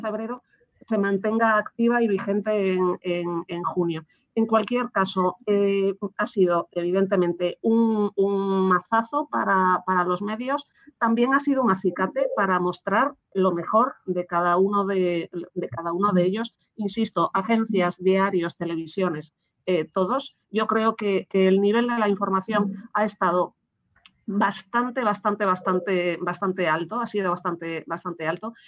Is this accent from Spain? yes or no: yes; Spain; como ciudadana española